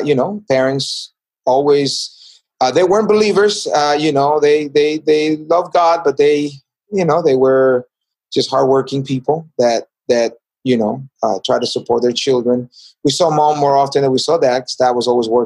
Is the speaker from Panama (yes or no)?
yes; David, Chiriquí, Panama; also born or lived in San Antonio, Texas; now in United States; I was born in a border town from Costa Rica called Chiriqui, City David, city where I was born.